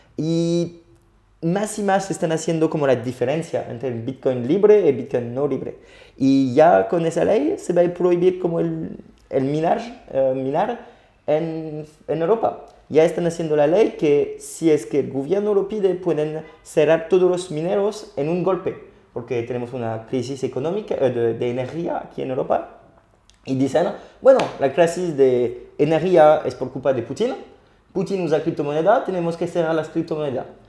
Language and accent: Spanish; France; accent: French; Spanish is a second language; mi acento francés